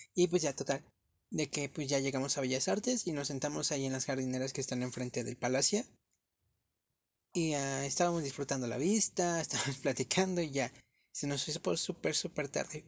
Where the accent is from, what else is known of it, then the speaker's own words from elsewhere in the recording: Mexico; uno como mexicano